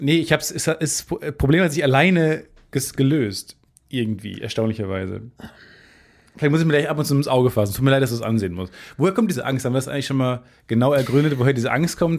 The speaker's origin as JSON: {"language": "German", "country": "Germany", "said": "ich komme aus Carmen"}